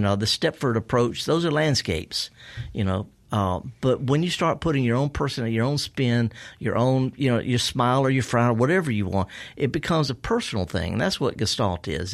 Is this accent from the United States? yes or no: yes; the South, United States; I was raised in the South